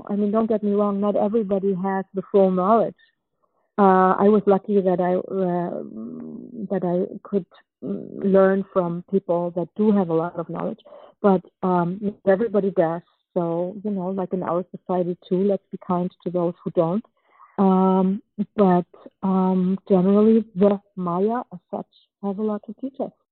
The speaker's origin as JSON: {"language": "English", "country": "Germany", "tie": "born or raised there", "also_born_or_lived": "Czechoslovakia", "moved": "yes", "said": "since we escaped uh, Czechoslovakia when I was two, and I grew up in Germany and then in, in, different other countries"}